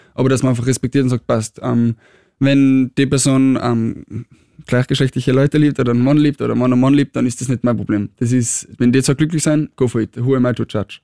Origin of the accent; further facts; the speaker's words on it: Tyrol, Austria; now in Vienna, Austria; ich komme aus Tirol